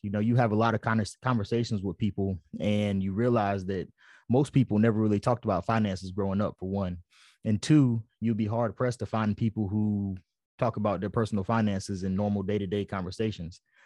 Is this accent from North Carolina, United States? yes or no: yes; Fayetteville, North Carolina, United States; moved away as an adult; also born or lived in Japan; I'm from Fayetteville, North Carolina